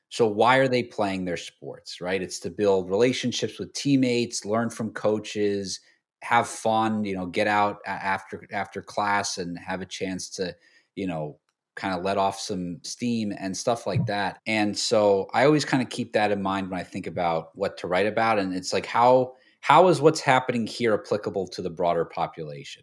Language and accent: English; New York, United States; I grew up in New York